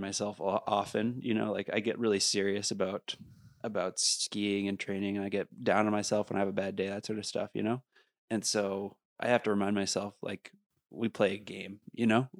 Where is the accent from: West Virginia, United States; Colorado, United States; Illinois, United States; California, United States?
Colorado, United States; Beaver Creek; I come from Beaver Creek